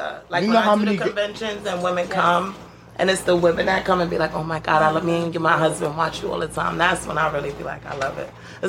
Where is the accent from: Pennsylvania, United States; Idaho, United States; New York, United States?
New York, United States; New York City; also born or lived in Brooklyn, New York; I grew up around 153rd in Courtland.